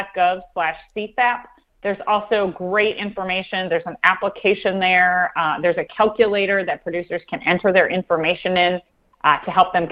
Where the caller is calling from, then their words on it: central Iowa, United States; I'm actually calling you from our farm in central Iowa. We live in Marshall County.